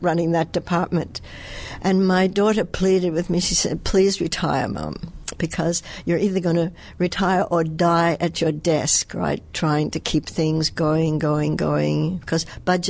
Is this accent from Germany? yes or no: no; Australia; accent: Australian; moved away as an adult; also born or lived in New York; now in Montreal, Canada; originally I come from Australia